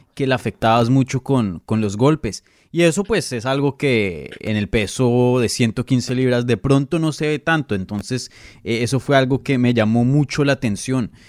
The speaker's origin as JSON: {"language": "Spanish", "country": "Colombia", "moved": "yes", "lives_now": "United States", "said": "yo vivo acá en Estados Unidos, yo soy de Colombia"}